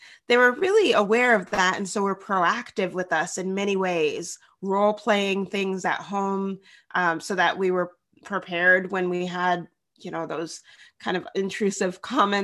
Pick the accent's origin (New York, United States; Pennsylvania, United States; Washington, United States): Washington, United States; Bellingham; also born or lived in Tennessee; now in Seattle, United States; I grew up in Bellingham, Washington